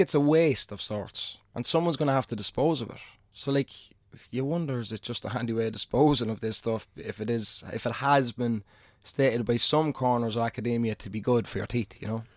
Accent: Ireland; being an Irishman

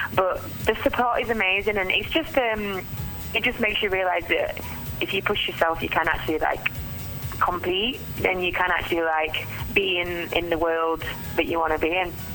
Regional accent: Yorkshire and the Humber, United Kingdom; moved away; I'm from South Yorkshire originally, um, hence the accent

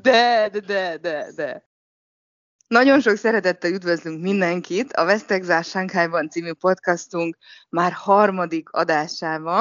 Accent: Hungary; now in Shanghai, China; mindannyian magyarok vagyunk

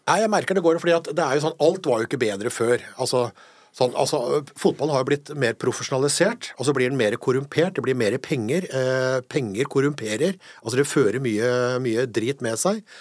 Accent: Hamar, Innlandet, Norway; also born or lived in Eide, Nordmøre; Jeg kom som innflytter til Hamar da, mm. i 68, sommeren 68. Begynte i andre klasse på, på Rollsløkka skole på, på, på Hamar

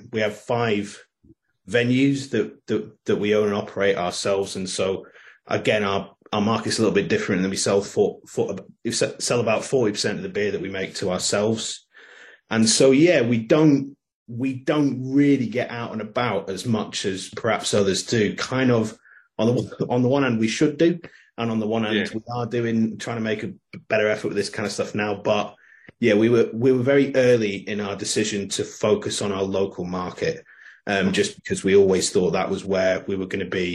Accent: South Cumbria, Lake District, North West England, United Kingdom; also born or lived in Scotland; we're from South Cumbria, from the Lake District

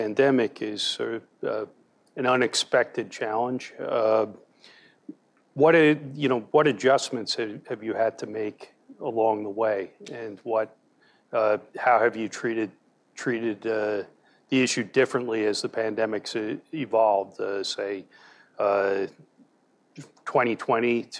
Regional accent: New Jersey, United States; my home state in New Jersey

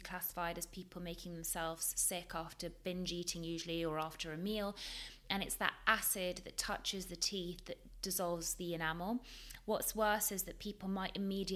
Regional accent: London, United Kingdom; also born or lived in Leeds; I grew up in London. I grew up in a very multicultural society in London

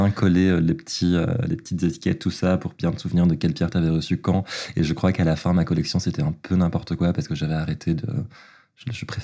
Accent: Belgium; moved away; j'ai grandi en Belgique, je viens d'un petit village qui s'appelle Uln et qui est euh, situé des frontières euh, néerlandaises et allemandes. Et donc je grandis dans un tout petit village donc, à la campagne parmi les vaches.

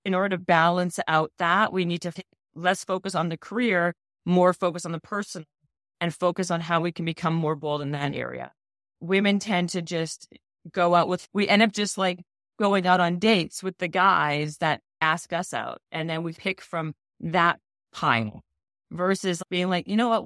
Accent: Winnipeg, Manitoba, Canada; moved away; I'm Canadian and I was from Winnipeg, living in Winnipeg

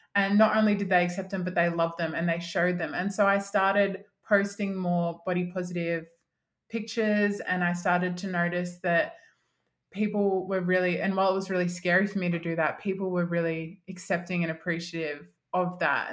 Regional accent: Mildura, Victoria, Australia; now in Melbourne, Australia; my hometown. So I'm from a country town called Mildura

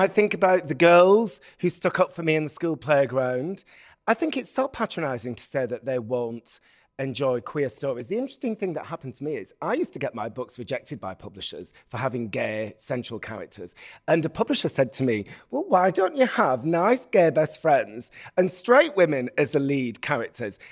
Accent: Bolton, North West England, United Kingdom; I'm from Bolton in the north of England

